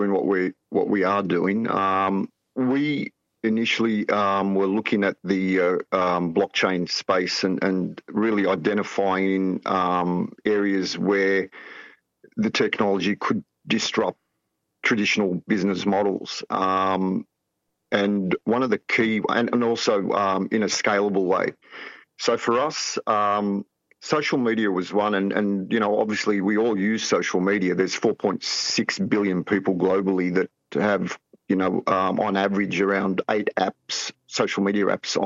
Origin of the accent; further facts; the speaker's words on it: Australia; accent: Australian; I was born here in Australia and grew up here as well